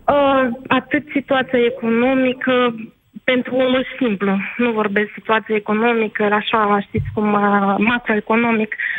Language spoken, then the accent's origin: Romanian; Moldova; moved away; sunt o româncă cu dublă cetățenie, respectiv din Republica Moldova